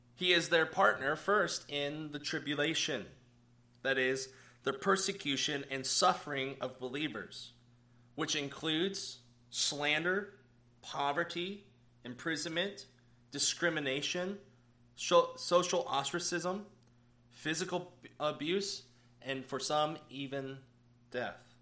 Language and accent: English; United States; as American Christians